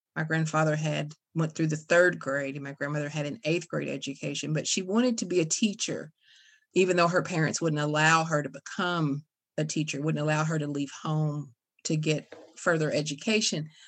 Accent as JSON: {"language": "English", "area": "Casey County", "region": "Kentucky", "country": "United States", "tie": "born or raised there", "said": "I grew up in Casey County, grew up in, in a little place called Indian Creek."}